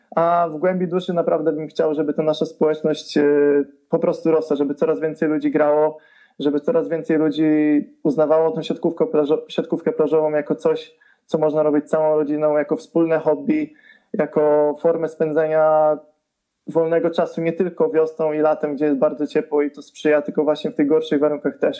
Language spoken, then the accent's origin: Polish; Zbąszyń area, Greater Poland, Poland; now in Poznań, Poland; pochodzę ze Zbąszczyzny, a mieszkam w Terezpoznaniu